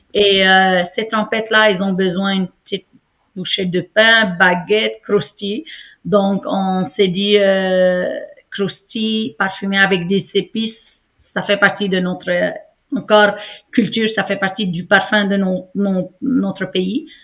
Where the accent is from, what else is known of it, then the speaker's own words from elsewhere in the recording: Aleppo, Aleppo Governorate, Syria; moved away as an adult; now in Montreal, Canada; mon pays natal, ma ville natale, Alep